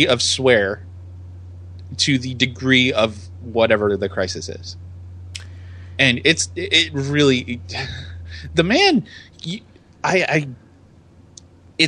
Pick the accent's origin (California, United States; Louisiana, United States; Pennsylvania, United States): California, United States; living in California